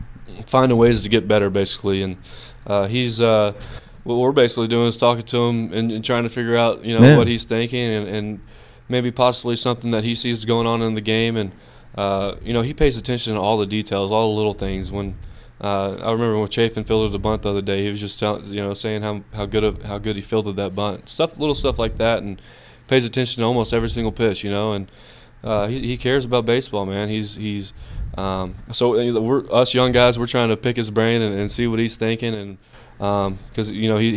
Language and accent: English; Brownwood, Texas, United States; I grew up in Brownwood